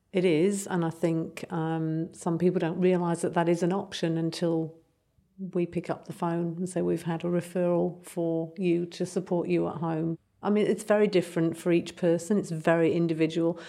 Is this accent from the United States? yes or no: no; England, United Kingdom; accent: English; moved away; you can hear I'm English